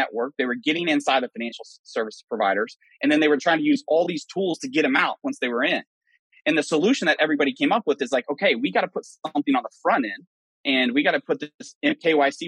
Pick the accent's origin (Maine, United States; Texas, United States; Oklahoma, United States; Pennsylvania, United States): Oklahoma, United States; Western; moved away; I'm from West Oklahoma